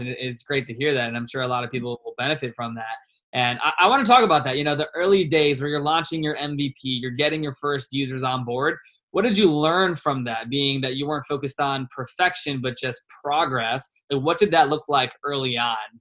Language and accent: English; Virginia, United States; also born or lived in Richmond, Virginia; now in Scottsdale, United States; I'm from Virginia